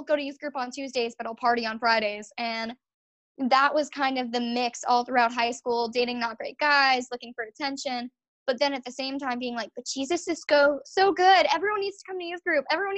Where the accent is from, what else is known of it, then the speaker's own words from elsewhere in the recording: Long Island, New York, United States; moved away as an adult; also born or lived in Virginia; I'm from Long Island, New York